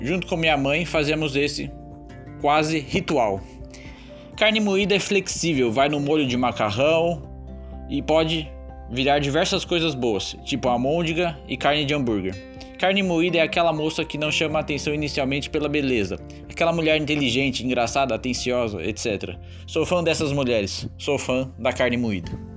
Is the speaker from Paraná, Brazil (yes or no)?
no; Santana de Parnaíba, São Paulo, Brazil; accent: caipira R; now in Florianópolis, Brazil; passei boa parte da minha infância em Santana de Parnaíba, município da Grande São Paulo